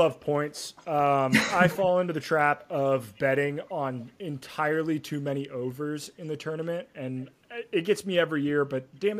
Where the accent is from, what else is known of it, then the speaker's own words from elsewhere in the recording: Indiana, United States; I live in Indiana. This is my home state.